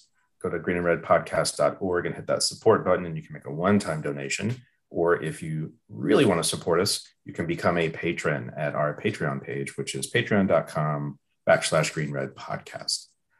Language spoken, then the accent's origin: English; Dallas, Texas, United States; I'm from Dallas